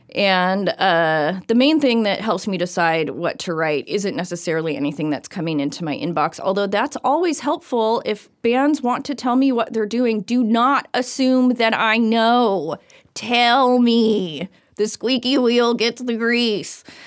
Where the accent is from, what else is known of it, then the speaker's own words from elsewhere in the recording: Everett, Washington, United States; now in Bellingham, United States; I am originally from Everett, Washington.